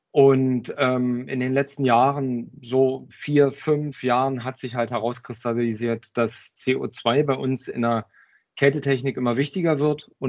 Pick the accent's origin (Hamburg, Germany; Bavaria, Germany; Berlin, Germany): Berlin, Germany; Ich bin waschechter Berliner, was man eventuell vielleicht nicht hört.